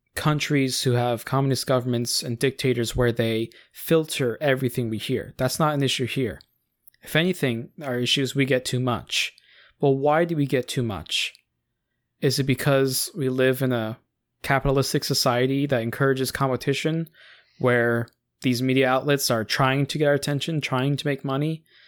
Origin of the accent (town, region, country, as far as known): United States